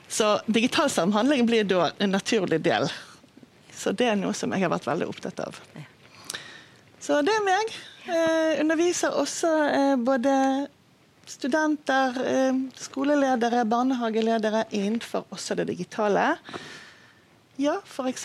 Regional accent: Israel; accent: Bergen dialect; Norwegian is a second language; moved away as an adult; now in Bergen, Norway; Jeg kommer fra Israel og har bodd i Norge i ja, over 30 år

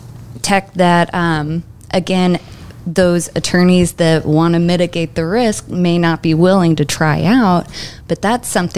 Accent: Nashville, Tennessee, United States; I grew up in Nashville. My parents moved here when I was three

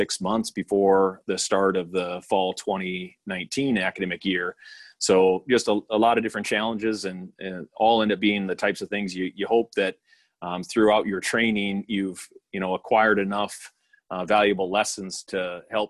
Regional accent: Pierre, South Dakota, United States; moved away as an adult; also born or lived in Stanley County, South Dakota / Iowa; now in Nebraska, United States; my hometown of Pierre, South Dakota

